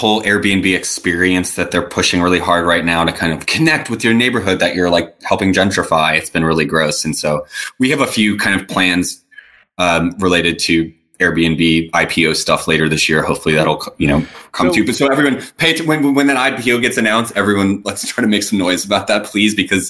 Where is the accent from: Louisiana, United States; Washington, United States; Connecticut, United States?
Louisiana, United States; New Orleans; I come from New Orleans, a fairly conservative community.